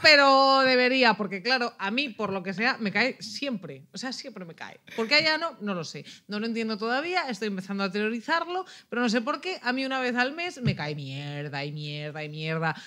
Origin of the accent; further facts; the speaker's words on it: Ávila, Castile and León, Spain; now in Barcelona, Spain; soy de Ávila, que nieve desde noviembre hasta abril